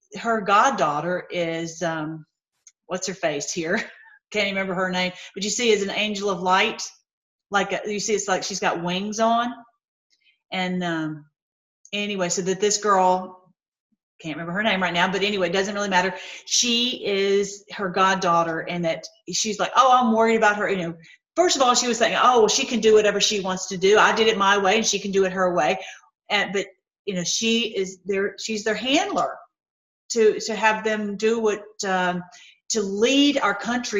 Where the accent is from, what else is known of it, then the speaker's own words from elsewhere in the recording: Tennessee, United States; I grew up in Tennessee